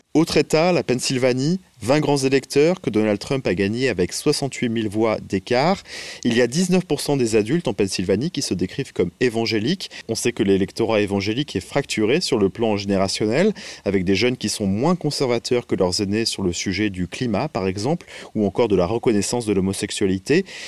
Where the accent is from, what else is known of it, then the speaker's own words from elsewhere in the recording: France; now in New York, United States; en tant que Français